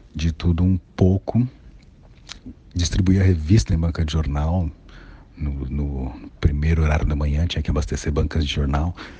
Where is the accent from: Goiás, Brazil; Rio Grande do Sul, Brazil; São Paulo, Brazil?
São Paulo, Brazil; Eu sou de Guaianazes. Guaianazes, extremo da Zona Leste